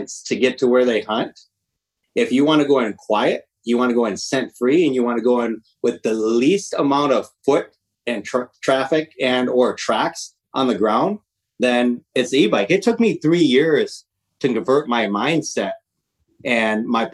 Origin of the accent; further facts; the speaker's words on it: Michigan, United States; now in Washington, United States; I'm a Midwest. I'm originally from Michigan. I live in Washington now